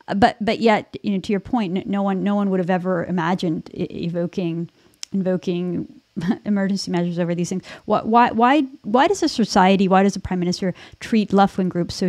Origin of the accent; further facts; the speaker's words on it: Vancouver, British Columbia, Canada; my hometown of Vancouver